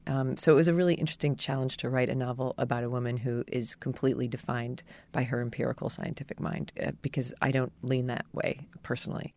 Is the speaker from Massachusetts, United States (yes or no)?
no; New Jersey, United States; my home state of New Jersey